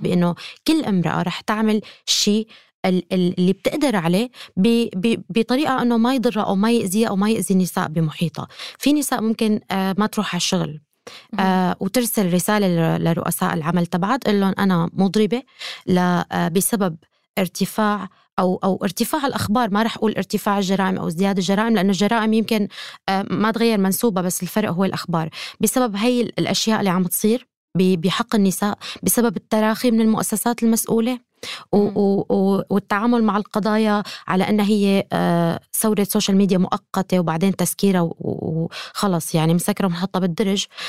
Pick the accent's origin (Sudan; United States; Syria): Syria; أنا كأمرأة سورية